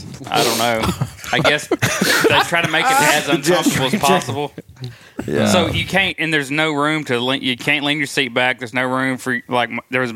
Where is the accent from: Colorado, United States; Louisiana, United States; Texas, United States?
Louisiana, United States; moved away; also born or lived in South Arkansas; I grew up in Louisiana, you know, kind of a mesh of everything.